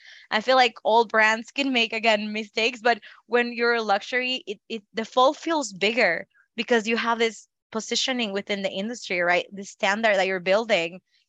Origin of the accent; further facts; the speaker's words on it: Northeast, Mexico; also born or lived in Northwest, Mexico; I see it in Mexico. I grew up in the Northeast and I have friends from the Northwest.